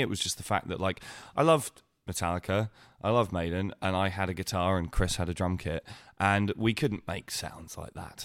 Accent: Winchester, South East England, United Kingdom; I grew up in Winchester

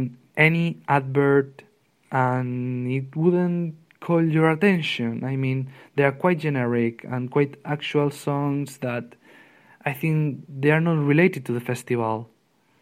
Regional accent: Spain; from Spain

